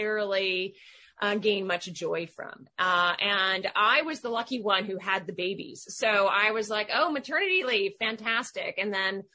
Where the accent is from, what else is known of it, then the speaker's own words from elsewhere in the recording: Seattle, Washington, United States; moved away as an adult; also born or lived in London; now in Connecticut, United States; I was born in Seattle, Washington to a British father and a Californian mother. I kind of grew up in a, classic suburban environment, went to college on the West Coast